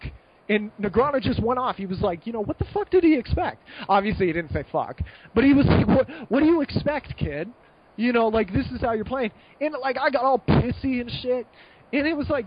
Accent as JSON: {"language": "English", "country": "United States", "also_born_or_lived": "Malta", "moved": "as an adult", "said": "I'm still American"}